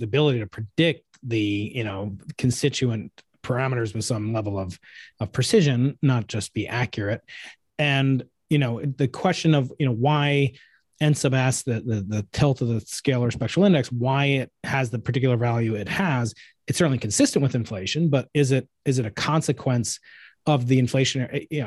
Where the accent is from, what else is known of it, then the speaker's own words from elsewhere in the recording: New York, United States; moved away; my home state of New York